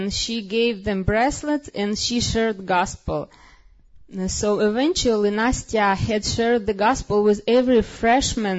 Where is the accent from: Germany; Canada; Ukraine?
Ukraine; I was born in Soviet Union